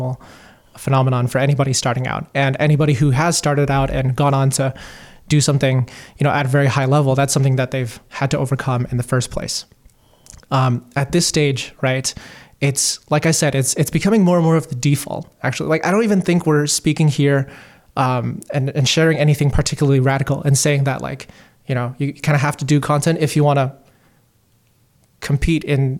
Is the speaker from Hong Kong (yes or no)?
yes; Hong Kong; moved away as an adult; also born or lived in Beijing, China; I grew up in Hong Kong, Beijing, and then I moved to Toronto at age 18 to go to university.